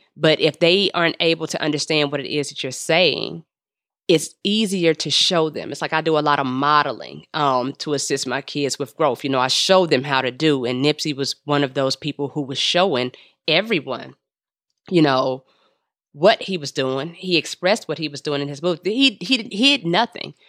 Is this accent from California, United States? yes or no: yes; Los Angeles, California, United States; I'm from the Crenshaw district